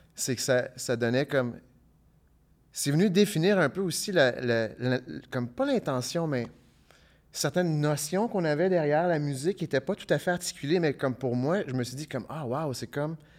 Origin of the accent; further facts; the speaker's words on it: Ottawa, Ontario, Canada; also born or lived in Hull, Quebec; now in Gatineau, Canada; je viens d'Ottawa, j'habite à Hull, mais j'habite pas à Gatineau